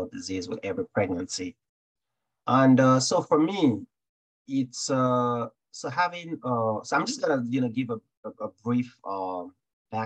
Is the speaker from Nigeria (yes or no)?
yes; Nigeria; growing up in Nigeria